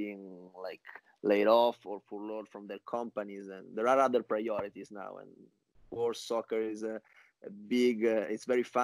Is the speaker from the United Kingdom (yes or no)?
no; Genoa, Liguria, Italy; moved away as an adult; now in New York, United States; I was born in Genoa very long time ago, in 1984